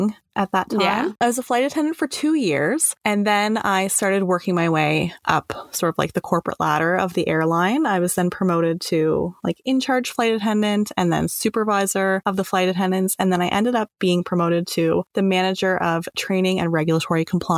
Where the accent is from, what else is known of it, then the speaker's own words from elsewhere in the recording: Toronto, Ontario, Canada; I was born in Toronto and I'm the eldest of four kids